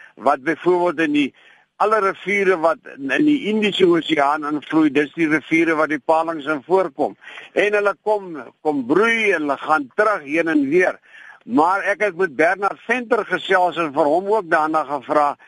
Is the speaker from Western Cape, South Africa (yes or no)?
yes; Klein Brak River, Western Cape, South Africa; waar ek groot geword het in Kleinbrak rivier se omgewing